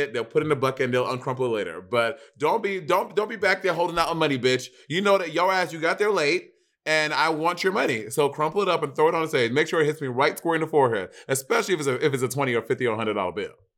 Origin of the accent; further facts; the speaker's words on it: New York, United States; I'm from New York